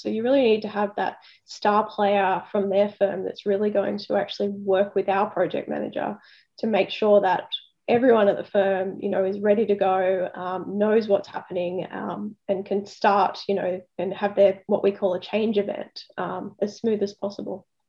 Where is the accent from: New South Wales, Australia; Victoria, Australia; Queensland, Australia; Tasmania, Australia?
New South Wales, Australia; Sydney; I'm actually from Sydney, so I, I, grew up about 40 minutes south of the city in an area called uh, the Sutherland Shire